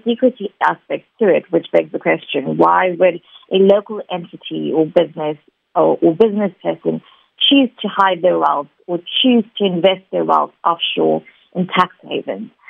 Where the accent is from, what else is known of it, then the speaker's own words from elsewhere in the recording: South Africa; being a South African investigative journalist